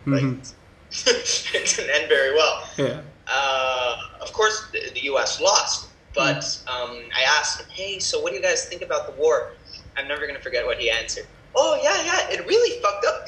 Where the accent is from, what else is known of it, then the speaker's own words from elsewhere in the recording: Argentina; first language Spanish; English is a second language; moved away as an adult; also born or lived in New York, United States / La Plata, Argentina; now in United Arab Emirates; I'm from New York, but I only lived there till I was seven and a half, actually. And just I grew. So I was raised in Argentina.